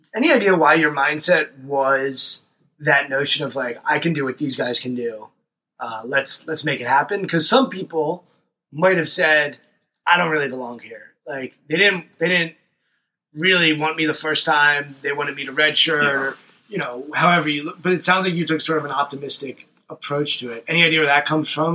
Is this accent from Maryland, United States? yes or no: yes; Montgomery County, Washington, Maryland, United States; we grew up in Montgomery mm-hmm. County, which is Washington, D.C. suburbs